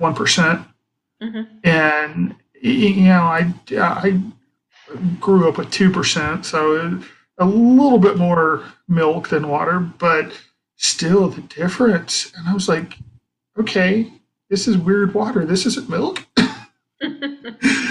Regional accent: the South, United States; moved away; also born or lived in Arizona; I grew up in the South

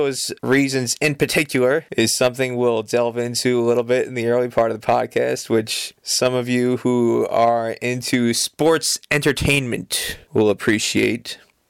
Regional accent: New Jersey, United States; growing up in New Jersey, my mother was born in Norwich, Connecticut.

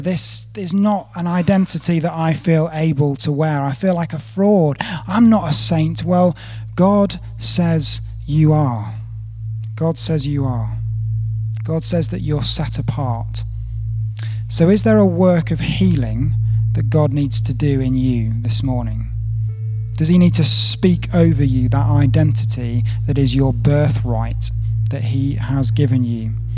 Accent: United Kingdom; moved away as an adult; also born or lived in South Africa; I'm a Brit living abroad

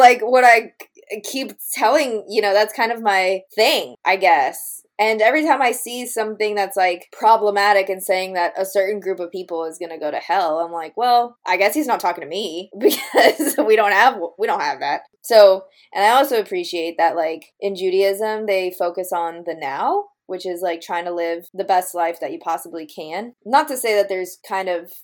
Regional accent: Boca Raton, Florida, United States; now in Jacksonville, United States; I grew up in Boca, which is like Jewtown, USA

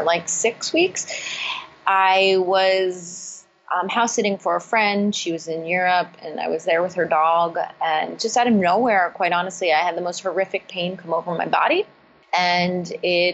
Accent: East Coast, United States; moved away as an adult; also born or lived in California; I grew up on the East Coast, and I moved to California

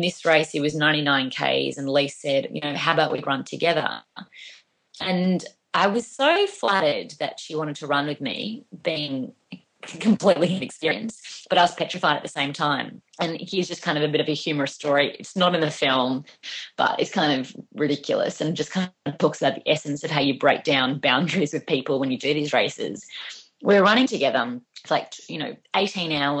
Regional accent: Melbourne, Victoria, Australia; I come from Australia

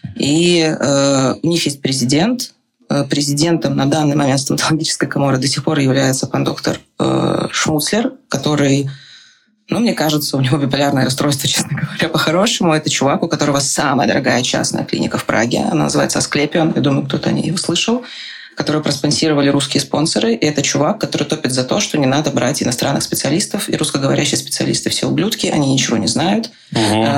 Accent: Saint Petersburg, Russia; now in Prague, Czech Republic; я из Петербурга

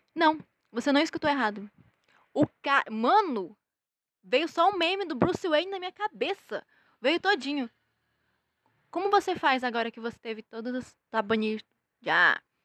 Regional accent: Brazil; nós somos brasileiros

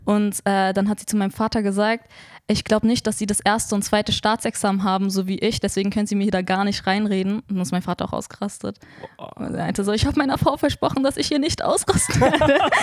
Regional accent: Berlin, Germany; ich bin in Neukölln geboren und aufgewachsen, lebe dort immer noch

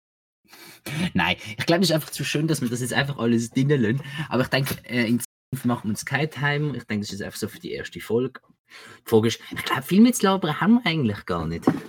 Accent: Basel, Basel-Stadt, Switzerland; ich als Basler

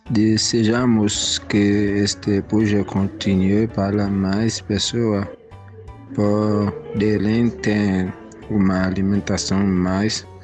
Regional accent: Haiti; Portuguese is a second language; moved away as an adult; now in Brazil; Eu tenho 30 anos eu sou do Haiti. Estou aqui no Brasil já tem três anos um pouco.

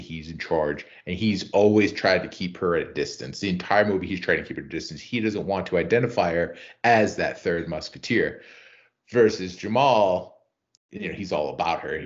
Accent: Rhode Island, United States; I'm from Rhode Island.

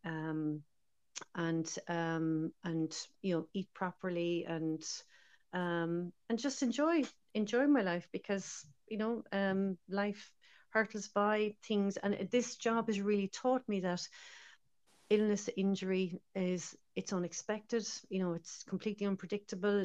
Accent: Ireland; also born or lived in Dublin; now in Galway, Ireland; as irish people

